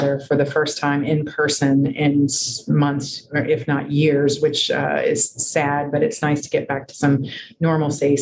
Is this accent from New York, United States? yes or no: no; Tampa, Florida, United States; I am a native from Tampa, Florida, native Floridian, but from Tampa